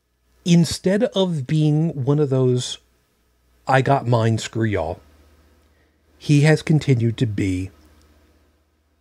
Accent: Long Island, New York, United States; moved away; When I grew up on Long Island

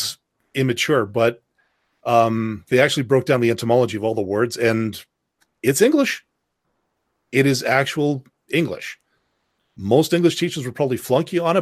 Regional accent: Canada; I'm Canadian.

